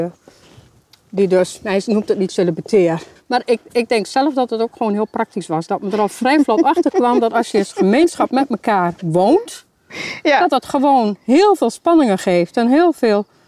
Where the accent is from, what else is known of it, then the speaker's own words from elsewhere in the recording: Hoogeveen, Drenthe, Netherlands; Ik kom eigenlijk uit Hogeveen.